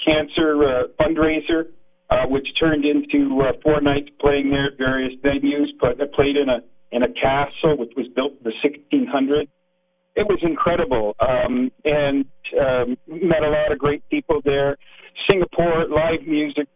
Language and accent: English; Niagara Falls, Ontario, Canada; now in Greater Toronto Area, Canada; I grew up in Niagara Falls there on Little Old Stone Road